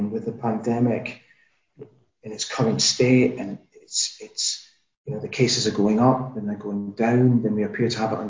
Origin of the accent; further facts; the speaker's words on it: Aberdeen, Scotland, United Kingdom; also born or lived in Netherlands / Qatar; now in Salzburg, Austria; we moved to Aberdeen from Holland in the summer of 1979